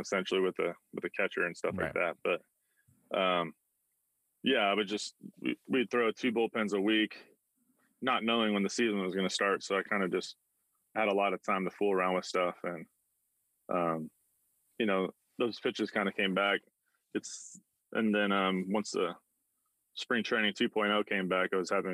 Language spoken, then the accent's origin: English; Southern California, United States; moved away as an adult; also born or lived in Tampa; I grew up kind of a Ducks fan. We'd go to games occasionally in Southern California.